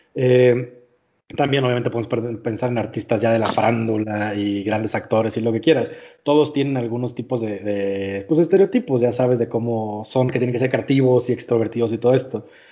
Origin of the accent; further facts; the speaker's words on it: northern Mexico, Mexico; yo, como buen norteño